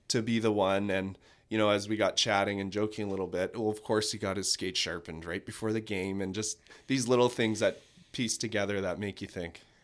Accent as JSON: {"language": "English", "region": "Manitoba", "country": "Canada", "moved": "yes", "lives_now": "Kelowna, Canada", "said": "then was back to Brandon, so I'm from Manitoba."}